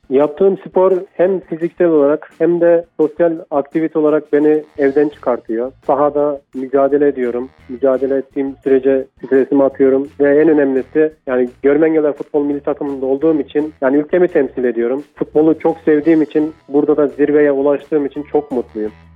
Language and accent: Turkish; Develi, Kayseri Province, Turkey; Kayseri'nin Develi ilçesinin Çataloğlu köyünde 93 yılında dünyaya geldim